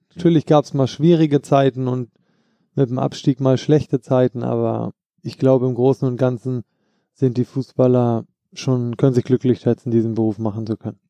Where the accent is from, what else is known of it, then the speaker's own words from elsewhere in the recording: Hamburg, Germany; moved away; also born or lived in Frankfurt; In Hamburg bin ich groß geworden